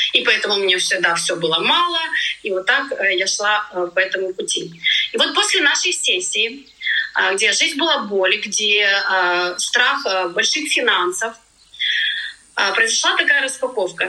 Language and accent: Russian; Ukraine; moved away as an adult; now in Tenerife, Spain; Я из Украины